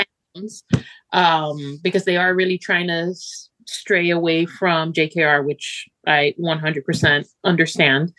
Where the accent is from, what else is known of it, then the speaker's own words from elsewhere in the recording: Miami, Florida, United States; moved away; also born or lived in Argentina; I was raised in Miami